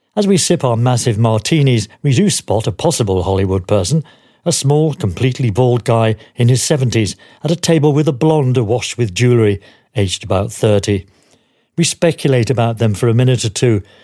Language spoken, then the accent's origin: English; United Kingdom; As British journalists, officially accredited to the tour